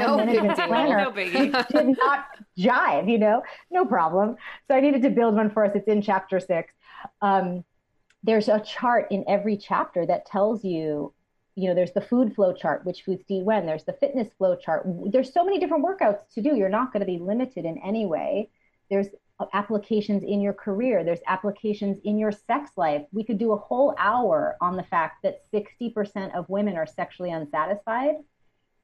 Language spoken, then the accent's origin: English; Newton, Massachusetts, United States; also born or lived in Manhattan, New York; now in New York City, United States; I'm from Newton, Massachusetts, but I've been living in Manhattan for 20 years